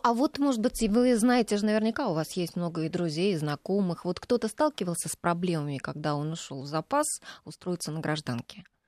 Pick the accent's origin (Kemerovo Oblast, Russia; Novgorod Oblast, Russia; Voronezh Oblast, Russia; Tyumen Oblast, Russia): Voronezh Oblast, Russia; Voronezh; moved away; Я вот сама выросла рядом с военным училищем. Я родилась в Воронеже